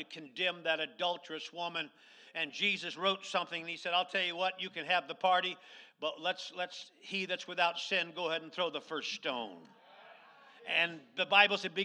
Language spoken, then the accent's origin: English; Lazy Mountain, Alaska, United States; when I was a child growing up on Lazy Mountain